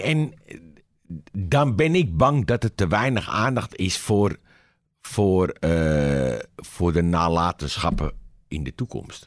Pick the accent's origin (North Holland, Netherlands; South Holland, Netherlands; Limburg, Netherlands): North Holland, Netherlands; Amsterdam; Ik ben een Amsterdammer.